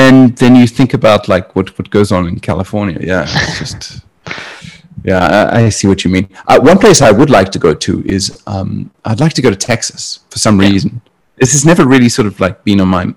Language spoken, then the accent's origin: English; South Africa; now in Hong Kong; I come from South Africa where you know, people carry guns